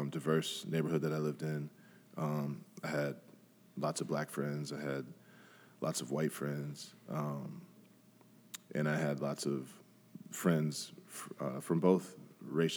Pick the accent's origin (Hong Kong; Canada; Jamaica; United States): United States; Grand Rapids, Michigan; growing up in Grand Rapids, I went to Ottawa Hills. So I grew up on the southeast side of the city